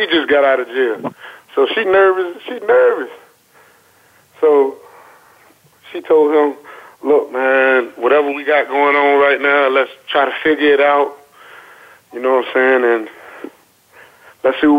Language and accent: English; Chesapeake, Virginia, United States; growing up in South Norfolk